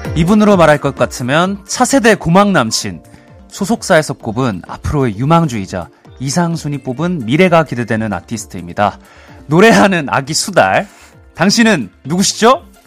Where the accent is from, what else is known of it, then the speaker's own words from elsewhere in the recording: Busan, South Korea; 저도 이제 부산 출신이라서